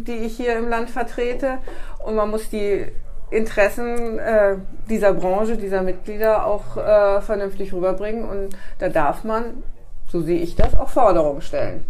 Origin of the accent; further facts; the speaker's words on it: Karlsruhe, Baden-Württemberg, Germany; now in Bremen, Germany; mein Geburtsort ist Karlsruhe. Ich bin tatsächlich gebürtig ein Südlicht bin aber schon seit über 40 Jahren hier im Norden